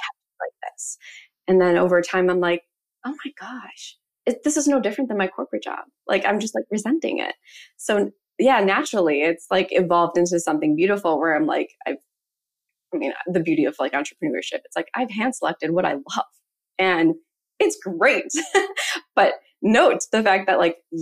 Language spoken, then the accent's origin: English; Chicago, Illinois, United States; moved away as an adult; now in Arizona, United States; I'm originally from Chicago